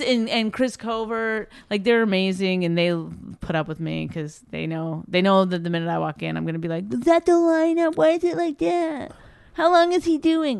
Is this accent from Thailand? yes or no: no; Canada; I'm Canadian